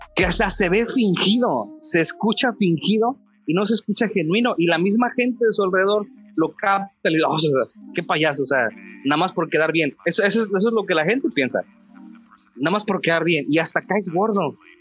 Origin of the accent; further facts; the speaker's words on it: Mexico City, Mexico; moved away as an adult; also born or lived in Torreón; now in Matamoros, Mexico; yo soy chilango